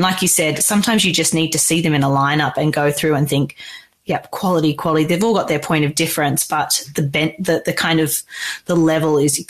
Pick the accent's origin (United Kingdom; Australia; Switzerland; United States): Australia; growing up in Australia